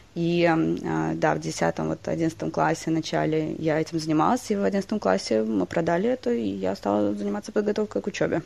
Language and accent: Russian; Moscow, Russia; moved away; also born or lived in United States / Germany / England; сама родилась в Москве, э, в России